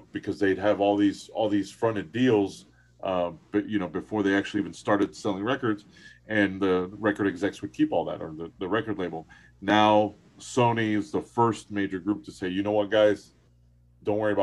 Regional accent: Miami, Florida, United States; most of my friends are Cuban. We grew up in Miami

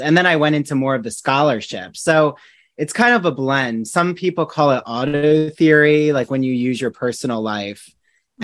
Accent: New Jersey, United States; now in Long Island, United States; I'm from New Jersey originally

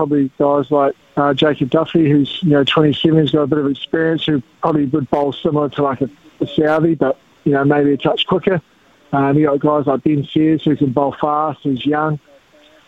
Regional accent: South Island, New Zealand; growing up in the South Island, playing a lot of multi-day cricket

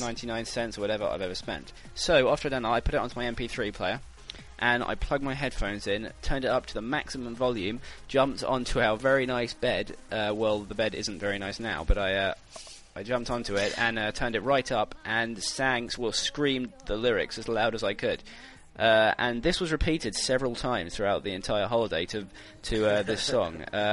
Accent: United Kingdom; I felt strangely patriotic, even though I'm British.

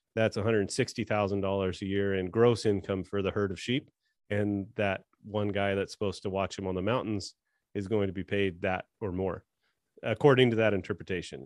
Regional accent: California, United States; I was born and raised in California.

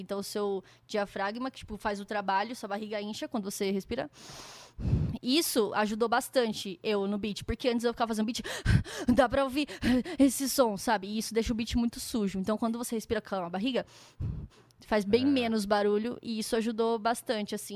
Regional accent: Campinas, São Paulo, Brazil; moved away as an adult; now in São Paulo, Brazil; Eu sou de Campinas, né, que é uma cidade interior, e eu vim morar em São Paulo para fazer faculdade

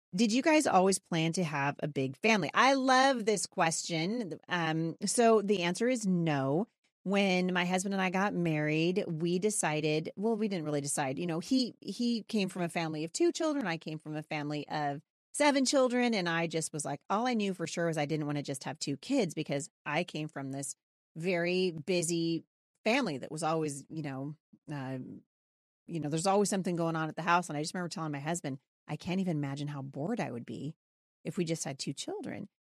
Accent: Portland, Oregon, United States; also born or lived in Boring, Oregon / Gresham, Oregon; I was born in Portland, Oregon

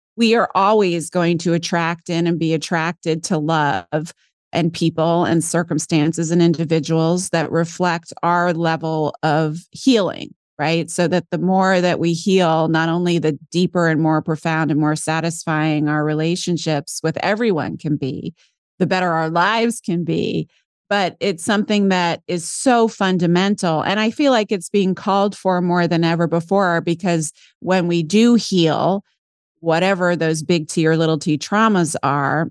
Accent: St. Simons Island, Georgia, United States; moved away; also born or lived in New York City; Georgia, off the southeast coast.

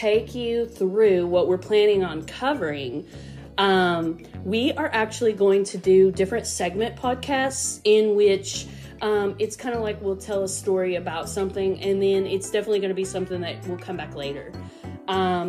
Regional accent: United States; also born or lived in Tampa, Florida; I was born right here in the Tri-Cities. Basically lived here all my life

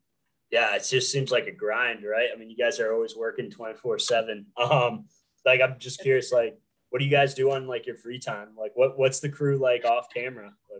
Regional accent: New England, United States; I'm from New England too

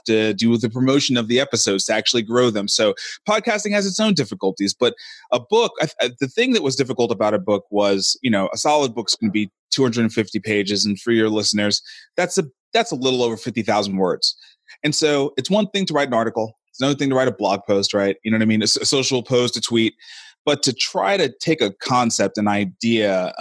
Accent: New York City, New York, United States; moved away as an adult; now in Nashville, United States; I'm hailing out of Nashville, Tennessee. I'm originally from Brooklyn, New York

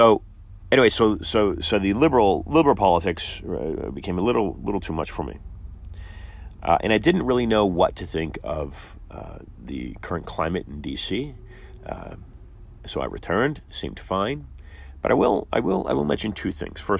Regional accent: San Francisco Bay Area, California, United States; I was born and raised in San Francisco Bay Area

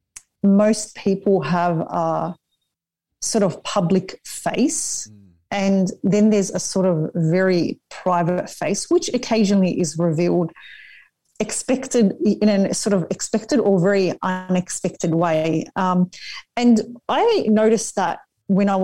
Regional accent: Sydney, New South Wales, Australia; I'm from Western Sydney, and it's the area I consider to be home.

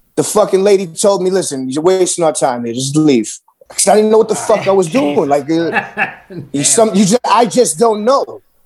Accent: New York City, New York, United States; me growing up in New York City

